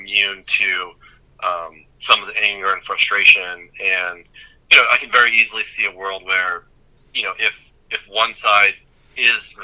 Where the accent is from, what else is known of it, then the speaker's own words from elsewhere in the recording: Arizona, United States; I grew up in Arizona